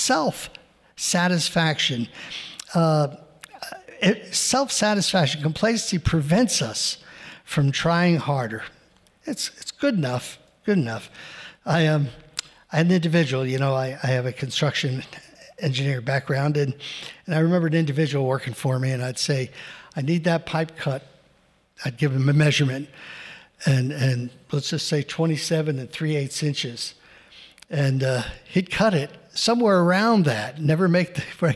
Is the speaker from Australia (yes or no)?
no; New Jersey, United States; I grew up in New Jersey